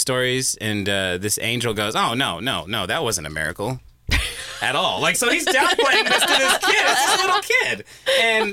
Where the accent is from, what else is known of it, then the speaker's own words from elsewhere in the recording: Merced, California, United States; we're inland a little bit more, Merced and Atwater, that area